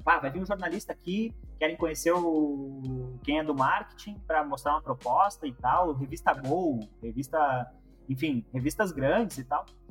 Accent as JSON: {"language": "Portuguese", "region": "Rio Grande do Sul", "country": "Brazil", "tie": "born or raised there", "also_born_or_lived": "Chapecó, Santa Catarina"}